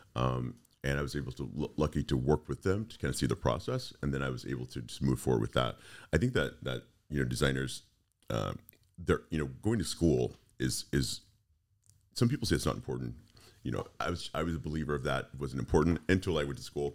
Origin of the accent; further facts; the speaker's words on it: Texas, United States; moved away as an adult; also born or lived in Fort Lauderdale / Orlando; I grew up in Texas